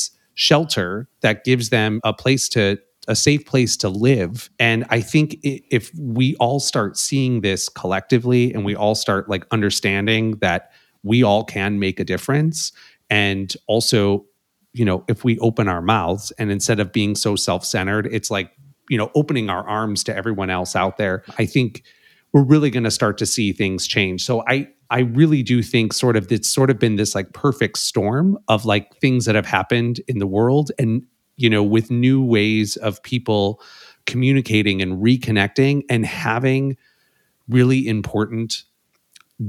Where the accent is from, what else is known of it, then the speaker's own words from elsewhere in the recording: Chicago, Illinois, United States; now in Los Angeles, United States; I grew up in Chicago